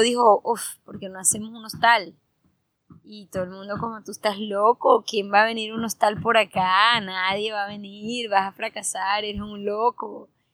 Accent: Santa Marta, Magdalena, Colombia; moved away; also born or lived in Bogotá / Argentina / New York; Yo soy de Santa Marta, pero yo vivía en diferentes partes. Yo vivía en Bogotá, en Argentina, en Nueva York.

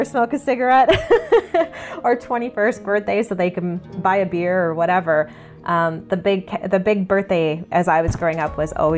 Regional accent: St. Paul, Minnesota, United States; also born or lived in Chicago; I was born in St. Paul, Minnesota, January 31st, 1985

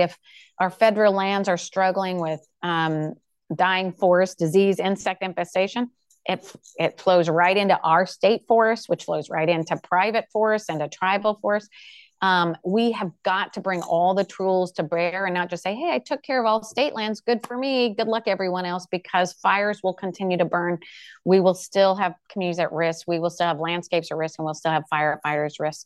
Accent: Pacific Northwest, United States; I grew up in the Pacific Northwest

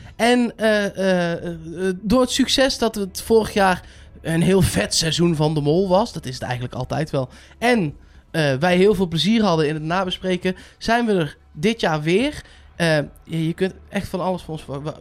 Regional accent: Netherlands; als Nederlander

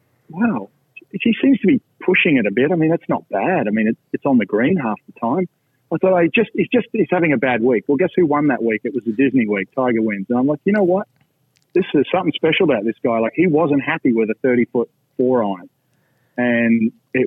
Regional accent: Australia; moved away as an adult; now in Orlando, United States; when I came from Australia, from a small club that costs about $300 a year US

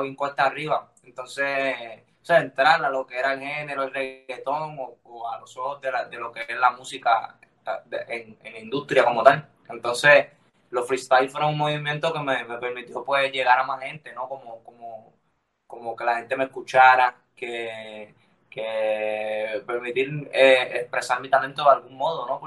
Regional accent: Lares, Puerto Rico; Toda mi vida la viví en, mi pueblo, se llama Lares

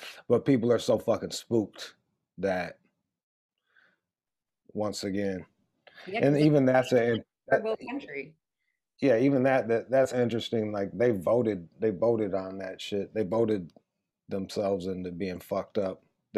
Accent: Pontiac, Michigan, United States; I grew up outside of Detroit, like 20 miles. Detroit's Metro Detroit, like within a 50, 60 mile radius around there. It's all factory towns. It's peppered with factory towns. And I was born in a factory town called Pontiac, 20 miles north of Detroit.

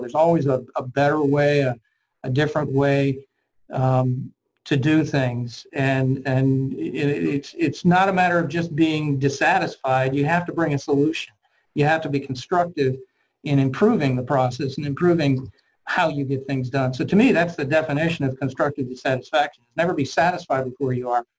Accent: Cincinnati, Ohio, United States; I grew up in um, um, obviously Ohio and Cincinnati, Ohio

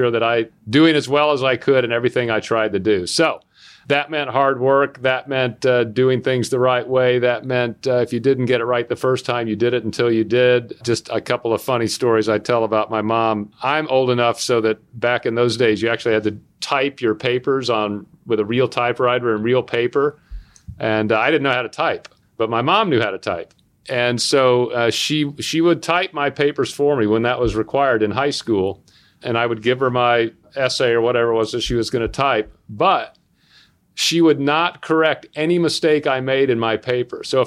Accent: Chattanooga, Tennessee, United States; moved away as an adult; also born or lived in Durham, North Carolina / San Diego / New York City; I grew up in Chattanooga, Tennessee, although I was born in Durham, North Carolina, and lived there for all of 6 weeks

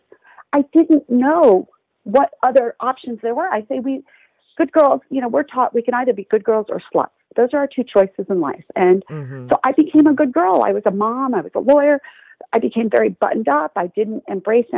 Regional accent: Texas, United States; I grew up in Texas

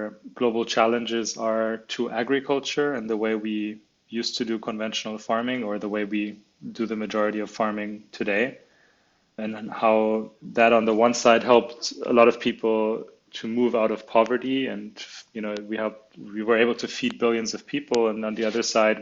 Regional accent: Munich, Bavaria, Germany; also born or lived in China / Spain / New Zealand; I was born in Munich, in Germany, where the business is also located. But when I was 9 years old, we moved to China with the family

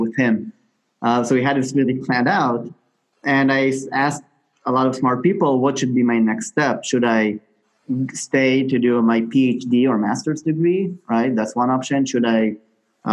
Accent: Israel; moved away as an adult; also born or lived in United States; I grew up in Israel, originally from there.

